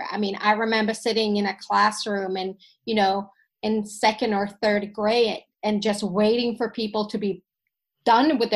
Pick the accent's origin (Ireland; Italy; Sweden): Sweden; first language Finnish; English is a second language; I grew up in a Finnish family. My parents came from Finland, but I've always I was born in Sweden. I would always consider myself Swedish.